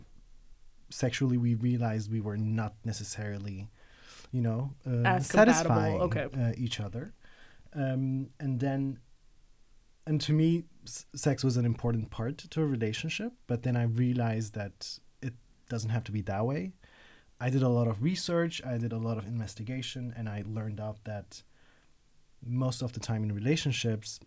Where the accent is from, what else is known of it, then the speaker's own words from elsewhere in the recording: Istanbul, Turkey; moved away as an adult; now in Berlin, Germany; I was born and raised in Istanbul. And then I now live in Berlin for the last 9 years